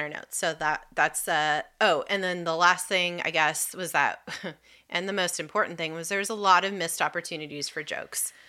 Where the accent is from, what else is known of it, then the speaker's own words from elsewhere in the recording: California, United States; now in Washington, D.C., United States; I am originally from California. I'm like a, like, seventh or eighth generation Californian